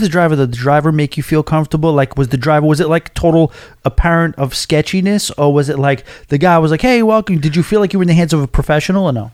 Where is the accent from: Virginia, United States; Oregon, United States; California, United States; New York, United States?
New York, United States; New York City; As a New Yorker